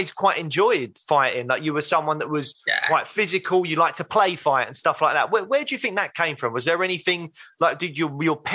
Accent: London, United Kingdom; I grew up in Peckham in Southeast London

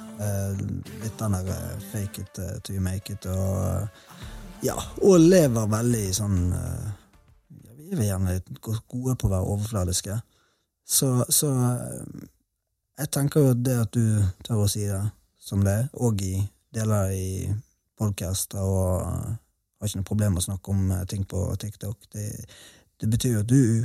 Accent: Bergen, Vestland, Norway; now in Sørlandet, Norway; Spesielt i Bergen, der jeg kommer fra

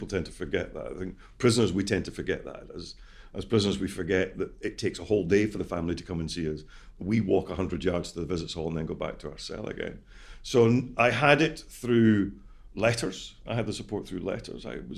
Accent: Scotland, United Kingdom; I'm Scottish.

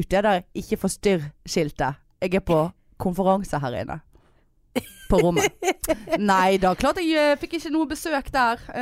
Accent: Trøndelag, Norway; Jeg høres ikke, men Jeg er fra Trøndelag.

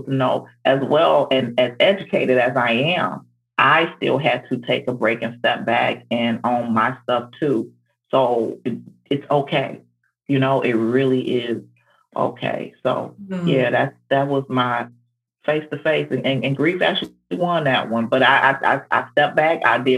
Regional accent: Detroit, Michigan, United States; now in Georgia, United States; I'm from Detroit, Michigan, and so and moved to Georgia

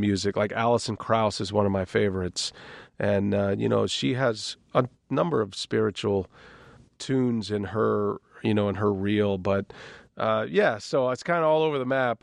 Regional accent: Austin, Texas, United States; now in Wisconsin, United States; growing up in Texas

